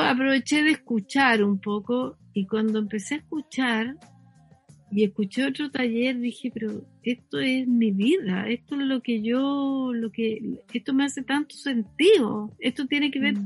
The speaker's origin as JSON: {"language": "Spanish", "town": "Talca", "region": "Maule", "country": "Chile", "tie": "born or raised there", "moved": "as an adult", "said": "yo soy de Talca"}